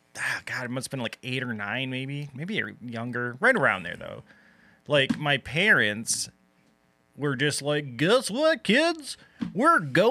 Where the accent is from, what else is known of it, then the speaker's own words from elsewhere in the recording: Wyoming, Michigan, United States; also born or lived in Grand Rapids, Michigan; I was born here and grew up in Wyoming, which is basically like the inner ring of suburbs